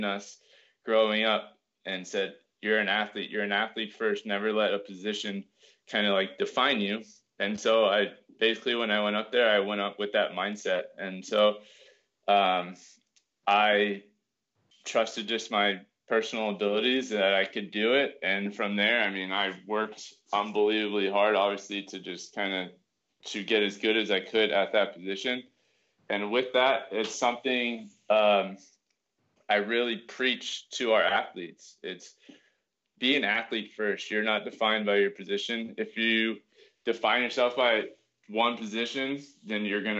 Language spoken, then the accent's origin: English; Thousand Oaks, California, United States; also born or lived in Bay Area, California; I grew up in Thousand Oaks, California